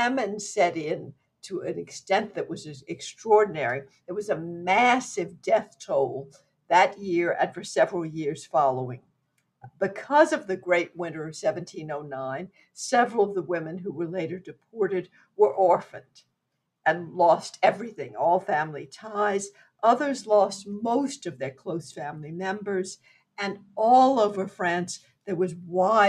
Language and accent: English; Opelousas, Louisiana, United States; moved away; from Opelousas